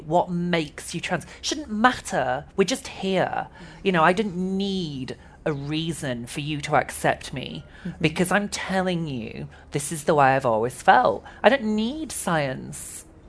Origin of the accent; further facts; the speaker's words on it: Yorkshire and the Humber, United Kingdom; I grew up in West Yorkshire in a very small mill town.